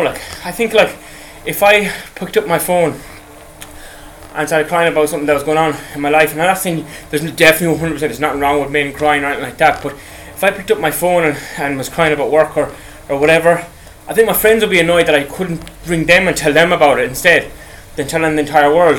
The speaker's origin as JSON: {"language": "English", "country": "Ireland", "said": "I'm from Ireland"}